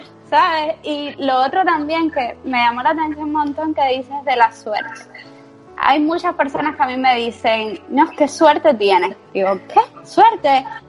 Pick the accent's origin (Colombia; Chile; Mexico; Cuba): Cuba; now in Spain; yo me vine a, España, yo soy cubana, y dije, yo me voy a España y yo no regreso a Cuba.